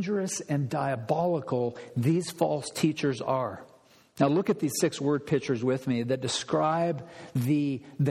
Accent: Olympia, Washington, United States; I grew up in Olympia

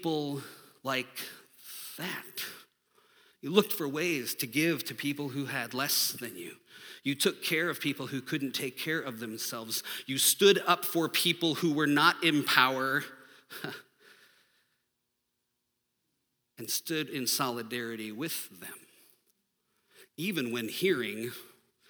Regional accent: United States; I'm American.

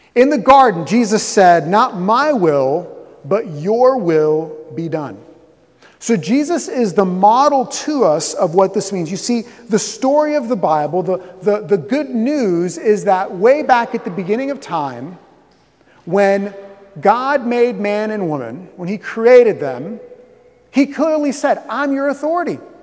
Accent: Southeast Florida, United States; moved away; I'm from Florida. I grew up in, in, in, Southeast Florida

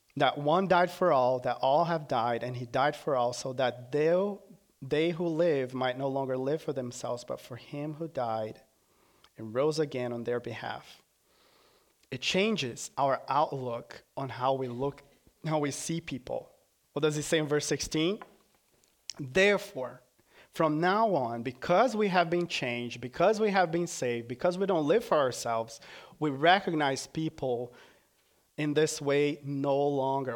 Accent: Brazil; moved away as an adult; now in United States; From Brazil

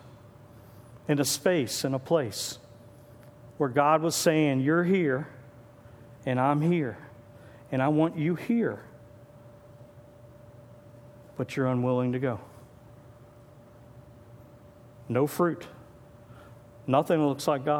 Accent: Gaithersburg, Maryland, United States; now in Northwest Pennsylvania, United States; I was born and raised in Gaithersburg, Maryland

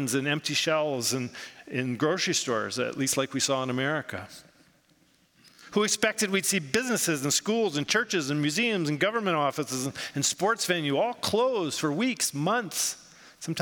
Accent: United States; I grew up in the United States

